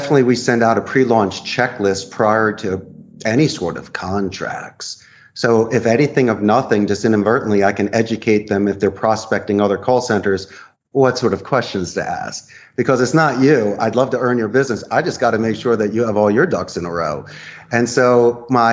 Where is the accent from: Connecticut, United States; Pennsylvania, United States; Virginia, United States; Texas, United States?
Pennsylvania, United States; Philadelphia; moved away as an adult; now in Costa Rica; I'm from Philadelphia originally. I've moved here. I've been here for more than two decades.